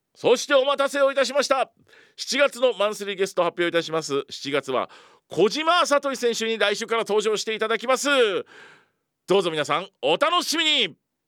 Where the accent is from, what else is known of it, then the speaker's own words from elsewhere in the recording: Ibaraki, Japan; 茨城出身でございます